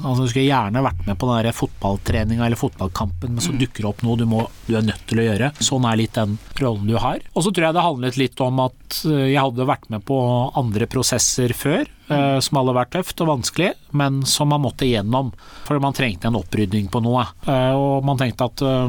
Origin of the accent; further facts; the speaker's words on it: Drammen, Buskerud, Norway; Drammen, hjembyen min